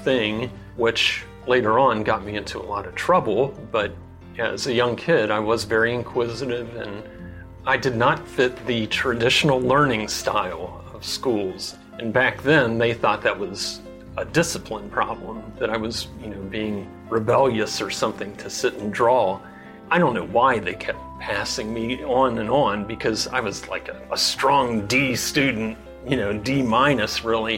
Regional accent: Cincinnati, Ohio, United States; now in Gambier, United States; I'm originally from Cincinnati, Ohio.

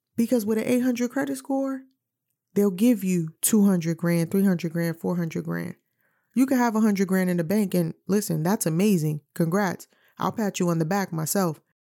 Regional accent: New York City, New York, United States; now in Virginia, United States; I'm from New York City

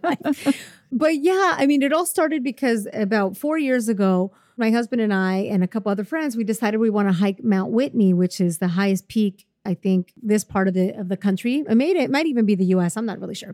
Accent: Puebla, Mexico; moved away; my hometown of Puebla, which is near Mexico City

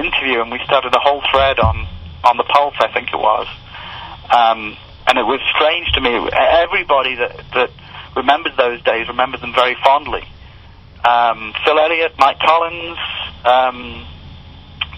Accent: United Kingdom; moved away as an adult; now in United States; I'm British

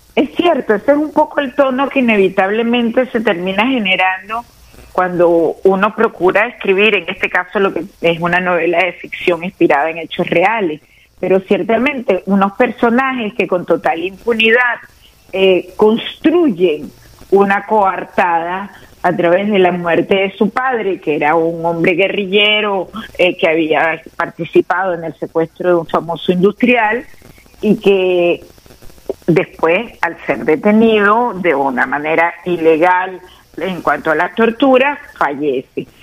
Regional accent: Venezuela; nosotros como pueblo venezolano

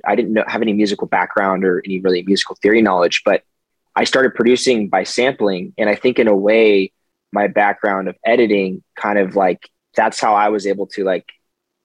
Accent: Park City, Utah, United States; moved away as an adult; also born or lived in Manhattan, New York / California; I was born in Manhattan in New York, and then we moved, my family moved to Park City, Utah, which is like a ski town in the mountains in Utah. Mm-hmm. It's pretty nice. Nice place to grow up

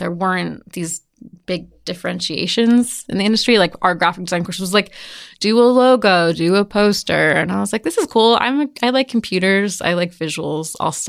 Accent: Evergreen, Colorado, United States; also born or lived in Walnut Creek, California; I grew up in Evergreen, but I was born in California.

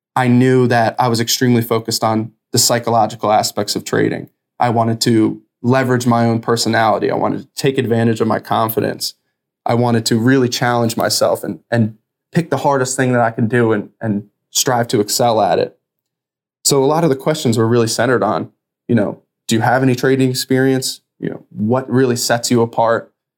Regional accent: New Jersey, United States; I'm from New Jersey, so my family's all around there

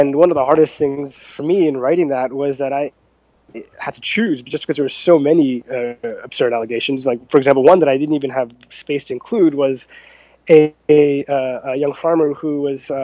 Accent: Jersey Shore, New Jersey, United States; I'm from New Jersey, from the Jersey Shore, actually.

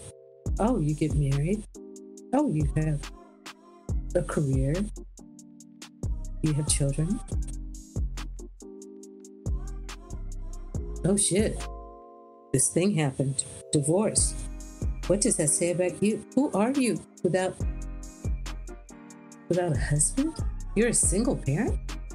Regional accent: Oakland, California, United States; this depressed black woman out of East Oakland

